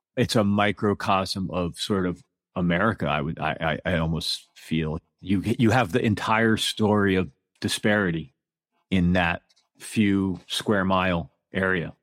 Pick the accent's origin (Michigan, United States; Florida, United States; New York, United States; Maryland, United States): New York, United States; New York City area, United States; moved away; also born or lived in Manhattan, New York / Brooklyn, New York; somebody from that area